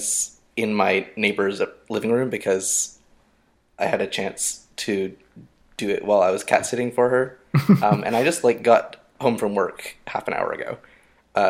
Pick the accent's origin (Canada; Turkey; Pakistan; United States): Canada; as a Canadian